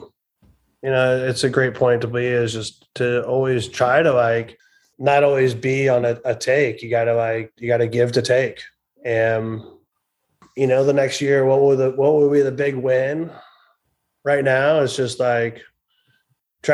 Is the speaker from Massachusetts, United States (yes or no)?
no; Iowa, United States; I grew up in Iowa